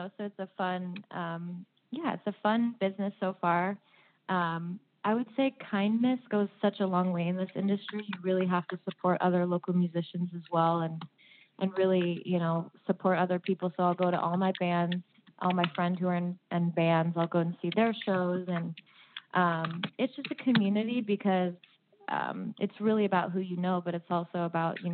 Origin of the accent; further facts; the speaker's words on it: Los Angeles, California, United States; now in Napa Sonoma area, United States; I'm originally from Los Angeles. My family's in Los Angeles